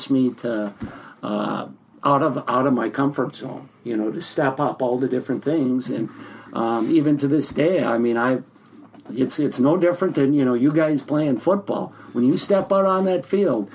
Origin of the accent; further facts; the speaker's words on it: Minneapolis, Minnesota, United States; also born or lived in Longville, Minnesota; I grew up in the Twin Cities here, spent my entire life here.